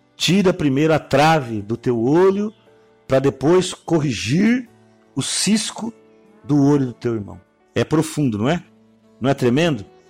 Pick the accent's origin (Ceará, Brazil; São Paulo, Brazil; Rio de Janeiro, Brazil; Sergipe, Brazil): São Paulo, Brazil; Araçatuba; eu sou de Aracatuba